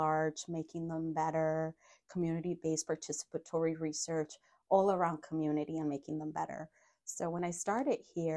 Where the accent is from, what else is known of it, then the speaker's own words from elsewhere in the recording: Los Angeles, California, United States; moved away as an adult; also born or lived in Mexico; now in Madison, United States; And then I grew up in LA. My family migrated to the US when I was 7.